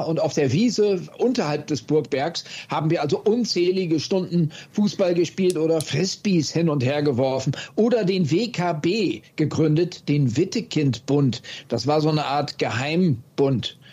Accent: Oldenburg, Lower Saxony, Germany; moved away; also born or lived in Wildeshausen; Ich bin in Wilds, Wildshusen bin ich geboren, ja. aufgewachsen hingegen in Oldenburg

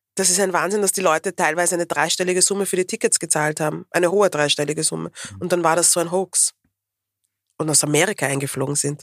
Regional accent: Vienna, Austria; ich bin eine Wienerin

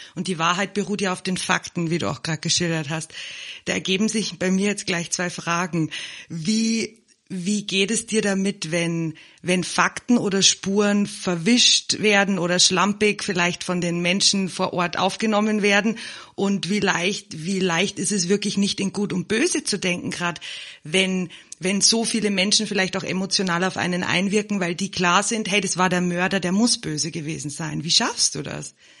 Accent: Germany; now in South Africa; Ich bin ja im Moment in Südafrika und in Deutschland aufgewachsen

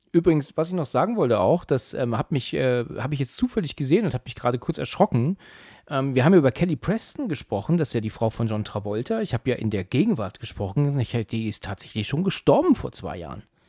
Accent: Germany; als Deutsche

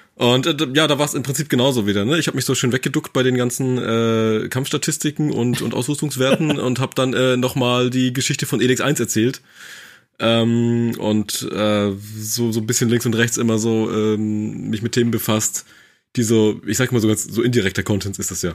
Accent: Mecklenburg-Vorpommern, Germany; also ich komme aus Mecklenburg

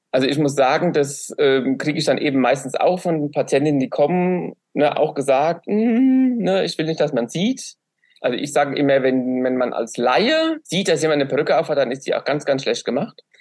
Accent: Aschaffenburg, Bavaria, Germany; ich bin aus Aschaffenburg

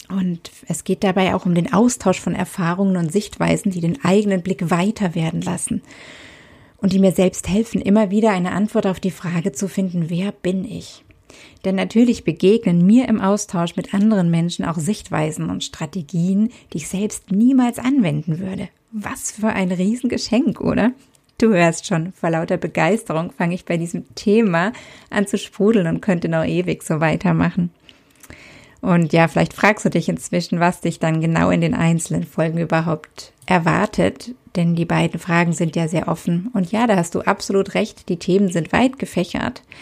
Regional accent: Southern Germany, Germany; born there; Ich bin in Süddeutschland geboren und lebe aktuell wieder dort.

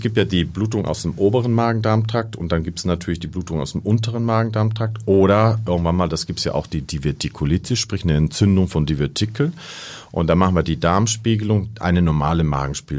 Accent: Costa Rica; moved away; Ich bin in Costa Rica aufgewachsen

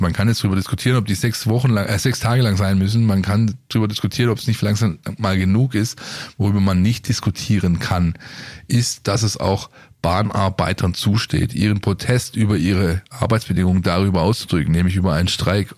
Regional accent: Stuttgart, Baden-Württemberg, Germany; für mich als Stuttgarter

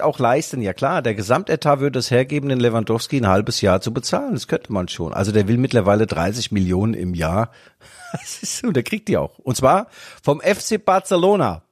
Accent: Rhineland-Palatinate, Germany; bei uns in der Pfalz

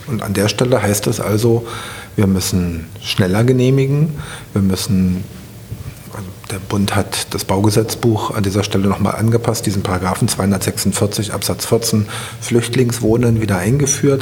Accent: Berlin, Germany; Ich bin am Mögelsee aufgewachsen und mit dem Faltboot über den Mögelsee ähm, gefahren. Da habe ich meine Kindheit verbracht.

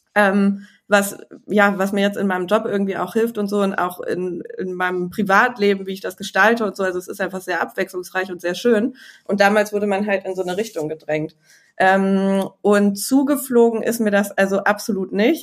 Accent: Düsseldorf, North Rhine-Westphalia, Germany; ich bin in Düsseldorf ge geboren

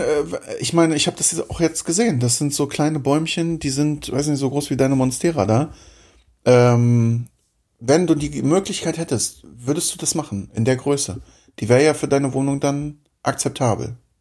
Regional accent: East Germany, Germany; ich komme aus dem Osten

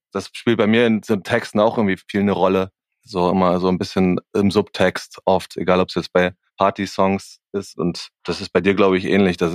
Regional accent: Erfurt, Thuringia, Germany; Aus Erfurt.

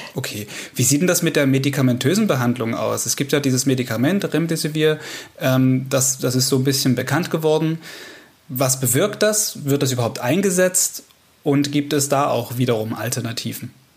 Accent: Saxony, Germany; bei uns in Sachsen

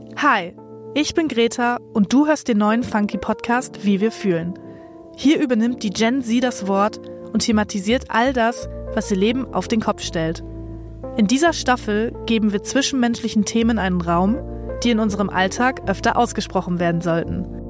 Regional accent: district of Cloppenburg, Lower Saxony, Germany; moved away as an adult; now in Berlin, Germany; Wir sind tatsächlich beide im gleichen Landkreis aufgewachsen

